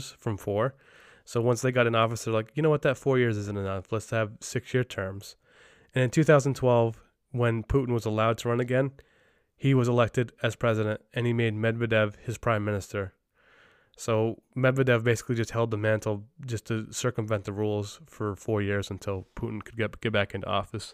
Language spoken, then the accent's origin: English; Lake Placid, New York, United States; my hometown of Lake Placid